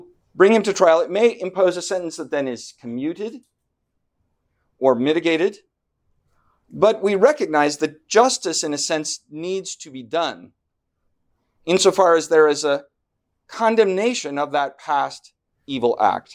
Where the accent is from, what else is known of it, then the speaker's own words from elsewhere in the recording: Washington, United States; moved away as an adult; also born or lived in Southern California / East Coast; I grew up in Washington State